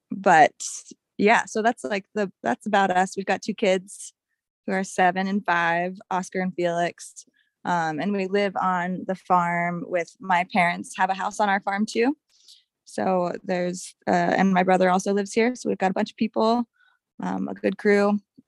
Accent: Pittsburgh, Pennsylvania, United States; moved away as an adult; also born or lived in Montana; now in St. Ignatius, United States; I'm originally from Pittsburgh, Pennsylvania, and I've been out here for a little over 10 years now.

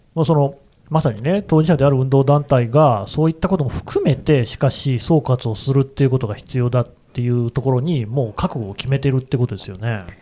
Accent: Nagoya, Aichi, Japan; 僕は名古屋出身

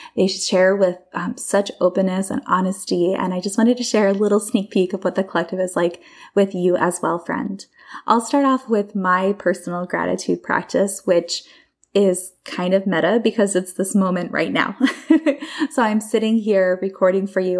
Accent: Bucks County, Pennsylvania, United States; I grew up in Bucks County, Pennsylvania

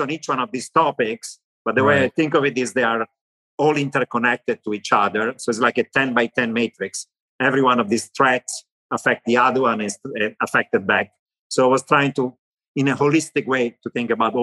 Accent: Milan, Lombardy, Italy; accent: Italian; English is a second language; moved away as an adult; also born or lived in Istanbul, Turkey / Tehran, Iran / Israel; now in United States; So I grew up in Italy. That's why I still have an Italian accent

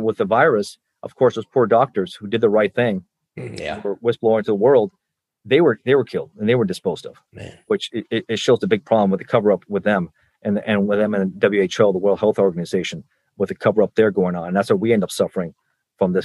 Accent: Miami, Florida, United States; I grew up in Miami

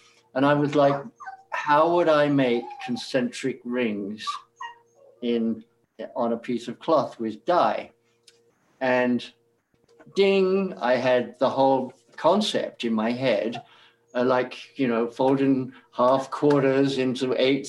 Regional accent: England, United Kingdom; moved away as an adult; now in New York City, United States; I moved from England in 1968 and went to New York City to seek my fortune. I left a good job in Piccadilly in London as a quantity surveyor

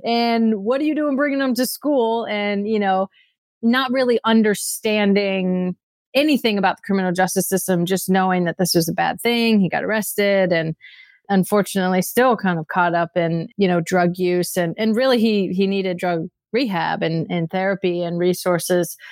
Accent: Redding, California, United States; I grew up in Redding, California

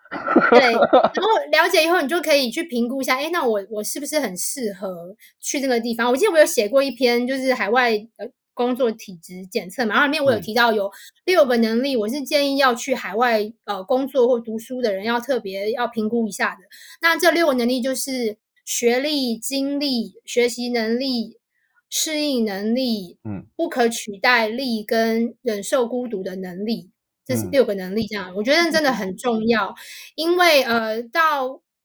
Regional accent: Taipei, Taiwan; moved away as an adult; now in United Kingdom; 因为我后来考上政大，那政大离我家实在太近了 走路就可以到这样

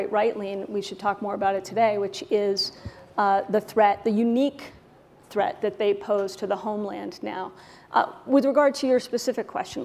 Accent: Boston, Massachusetts, United States; now in Washington, D.C., United States; Boston and my hometown

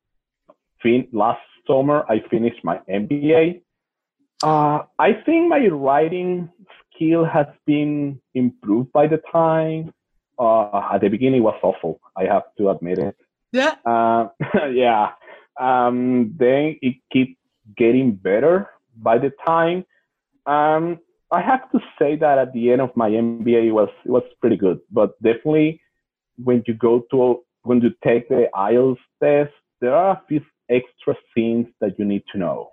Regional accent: Venezuela; English is a second language; I am from Venezuela

